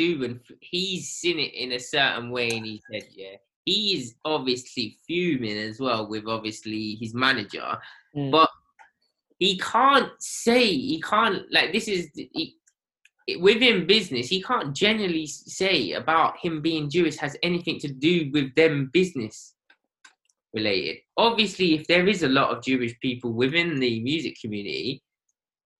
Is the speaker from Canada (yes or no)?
no; United Kingdom; I'm British because I've got a British passport